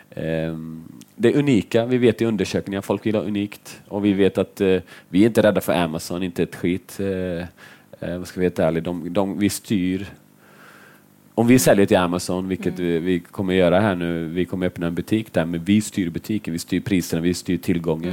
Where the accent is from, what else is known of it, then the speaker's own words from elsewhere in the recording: Finland; jag är finne